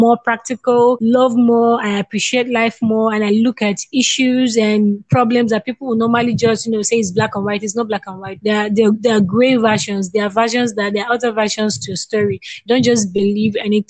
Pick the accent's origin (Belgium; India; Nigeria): Nigeria; I'm a Nigerian